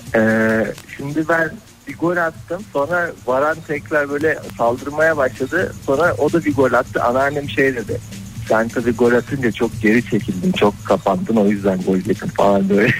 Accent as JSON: {"language": "Turkish", "region": "Black Sea Region", "country": "Turkey", "said": "biz Karadenizliyiz. Laz"}